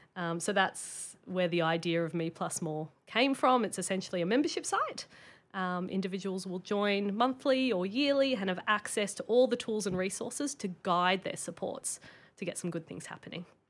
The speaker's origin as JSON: {"language": "English", "town": "Sydney", "region": "New South Wales", "country": "Australia", "tie": "born or raised there", "moved": "as an adult", "lives_now": "Brisbane, Australia", "said": "I grew up in Sydney."}